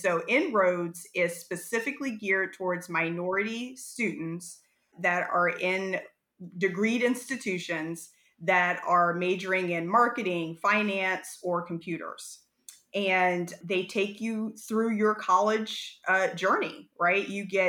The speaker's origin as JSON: {"language": "English", "region": "Ohio", "country": "United States", "tie": "born or raised there", "said": "I am from Ohio originally, so a Buckeye born and raised."}